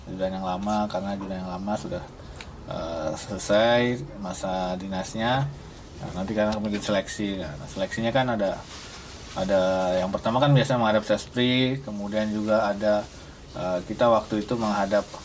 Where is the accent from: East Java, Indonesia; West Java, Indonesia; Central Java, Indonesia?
Central Java, Indonesia; Purwokerto; Saya asal Purwokerto, Jawa Tengah.